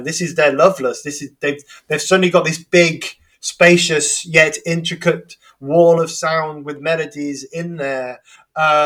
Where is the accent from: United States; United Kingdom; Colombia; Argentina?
United Kingdom; England; I'm just pronouncing it as an English person